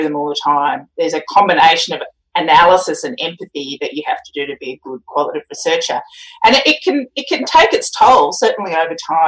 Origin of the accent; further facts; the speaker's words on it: Australia; I'm an Australian